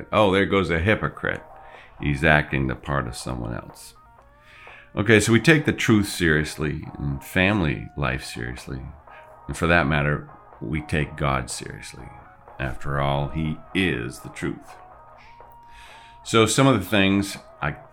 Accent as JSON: {"language": "English", "town": "Grand Blanc", "region": "Michigan", "country": "United States", "tie": "born or raised there", "said": "I grew up in Michigan in a town called Grand Blanc"}